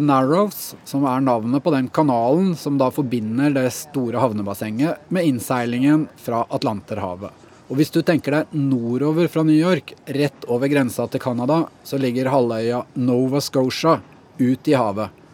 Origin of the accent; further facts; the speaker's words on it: Sandefjord, Vestfold, Norway; min hjemby